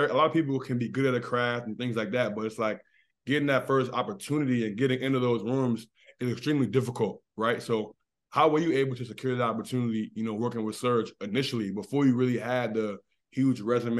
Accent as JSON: {"language": "English", "region": "Maryland", "country": "United States", "said": "I'm from Maryland, so for us in the States"}